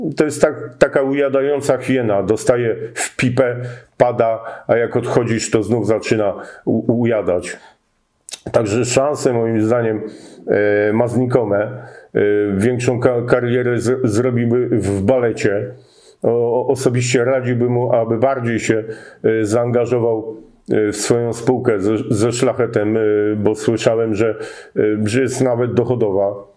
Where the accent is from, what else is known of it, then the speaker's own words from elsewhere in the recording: Warsaw, Masovian Voivodeship, Poland; wychowywałem się na, Ocho na Ochockim Rakowcu